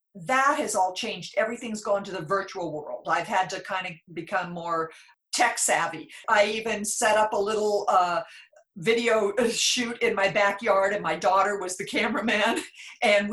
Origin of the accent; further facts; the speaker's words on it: Klamath Falls, Oregon, United States; moved away as an adult; also born or lived in Australia; now in Rogue Valley, United States; I'm from Southern Oregon. I grew up in Klamath Falls